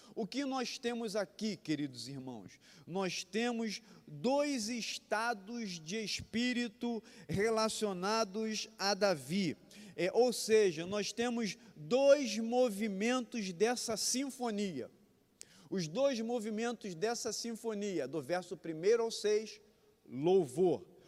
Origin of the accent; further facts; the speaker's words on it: Brazil; also born or lived in Barbacena; Quando eu era criança, não em Barbacena, mas lá em Éden